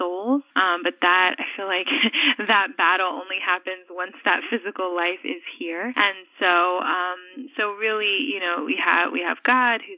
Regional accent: New York City, New York, United States; I was born in New York City and specifically the Bronx

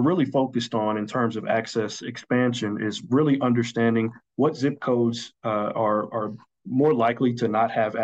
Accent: Dickson, Tennessee, United States; now in Atlanta, United States; I'm originally from Tennessee, the Nashville, Tennessee area, Dixon to be precise, which is a small town about 40 miles west of Nashville

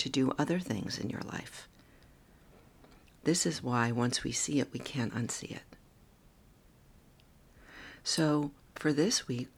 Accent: New York, United States; I'm a New Yorker

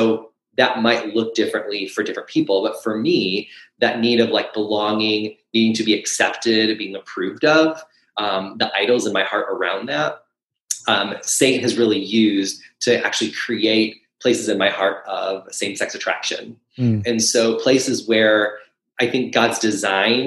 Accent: Michigan, United States; moved away as an adult; now in Kansas City, United States; I'm actually originally from Michigan

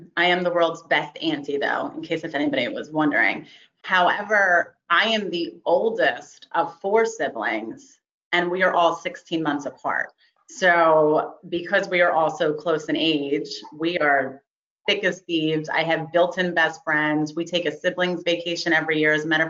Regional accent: New Jersey, United States; growing up in South Jersey, we actually have Cowtown Rodeo.

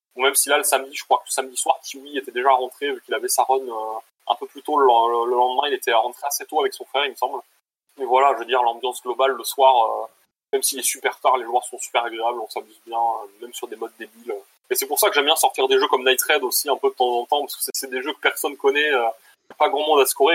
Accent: Bordeaux, Nouvelle-Aquitaine, France; now in Switzerland; moi aussi je suis de Bordeaux

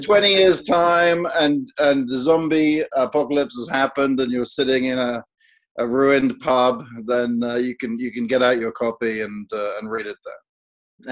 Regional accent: United Kingdom; I, as a Brit

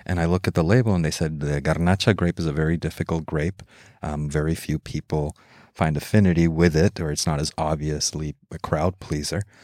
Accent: Mexico; I grew up in Mexico

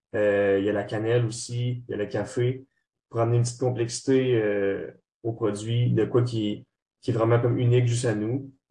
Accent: Trois-Rivières, Quebec, Canada; moved away as an adult; now in Montreal, Canada; on vient tous de Trois-Rivières. Moi, en ce moment, j'étudie, euh, à Montréal.

